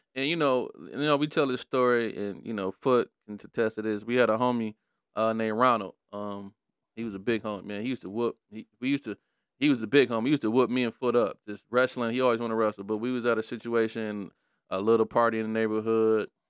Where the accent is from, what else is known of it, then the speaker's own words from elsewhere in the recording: Detroit, Michigan, United States; I was growing up in Brightmore